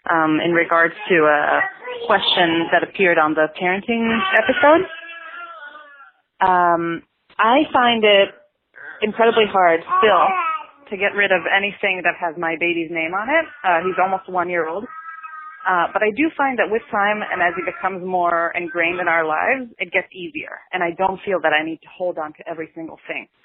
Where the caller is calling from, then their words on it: New York City, New York, United States; I'm calling from Brooklyn, New York.